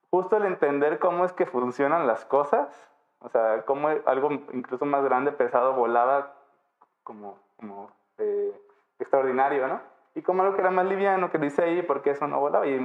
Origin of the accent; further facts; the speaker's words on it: Miraflores, Baja California Sur, Mexico; yo nací en Miraflores, un pueblo al norte del municipio de Los Cabos. En realidad, pues soy de toda esa zona norte, ¿no? Esa zona rural del municipio.